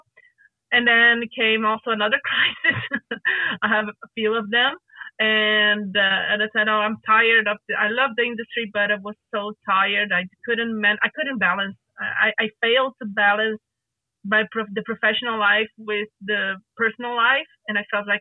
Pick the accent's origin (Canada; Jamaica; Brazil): Brazil; Rio de Janeiro; moved away; I don't live in Rio de Janeiro right now, but I am from Rio de Janeiro.